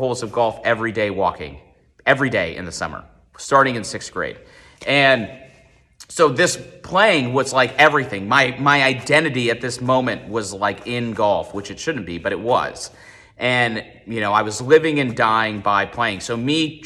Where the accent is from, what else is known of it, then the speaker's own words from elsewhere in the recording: Columbus, United States; I grew up in Columbus